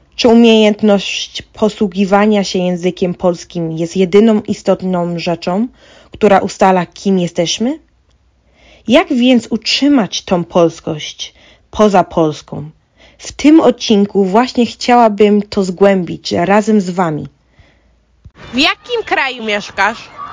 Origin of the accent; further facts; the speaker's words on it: Ireland; Urodziłam się w Irlandii. Tu mam koleżanki, szkołę i cały mój świat